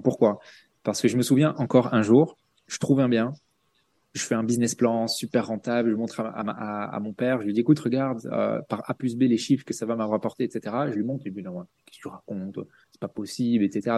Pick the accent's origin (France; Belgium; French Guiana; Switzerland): Belgium; à la base je suis belge